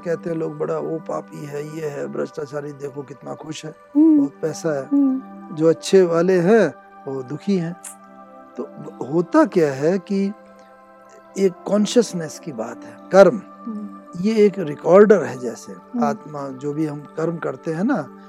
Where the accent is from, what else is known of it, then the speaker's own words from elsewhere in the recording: Dehradun, Uttarakhand, India; मैं उधर देहरादून का निवासी हूँ